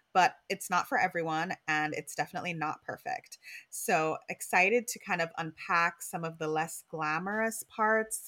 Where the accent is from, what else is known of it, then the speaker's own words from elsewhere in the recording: Jamaica; now in New York, United States; we're Jamaican.